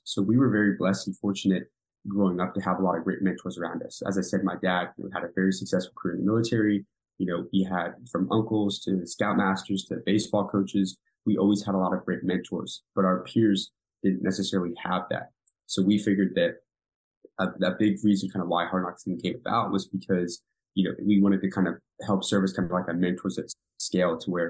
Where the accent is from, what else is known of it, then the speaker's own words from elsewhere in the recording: Virginia, United States; born there; also born or lived in South Korea; So kind of grew up, I was born in like the Washington, D.C. like area. I was born in Virginia and actually ended up from 6 to 10. I spent my childhood, I lived in South Korea.